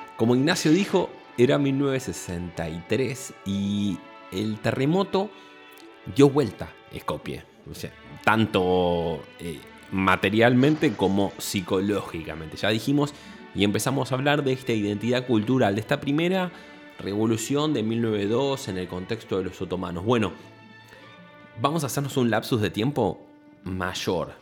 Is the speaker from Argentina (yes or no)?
yes; Buenos Aires, Argentina; el porteño, como puedo ser yo, que soy